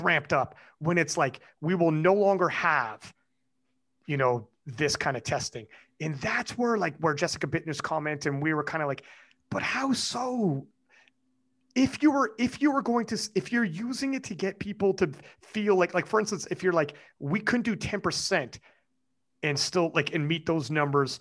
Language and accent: English; Canada; as a Canadian lifting in WADA